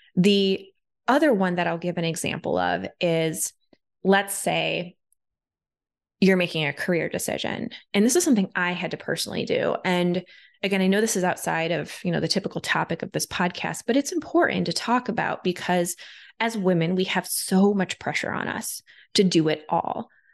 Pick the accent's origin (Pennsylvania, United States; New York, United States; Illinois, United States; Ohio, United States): Ohio, United States; I'm from Ohio. Like I didn't grow up with a ton of money, you know, out in the Midwest.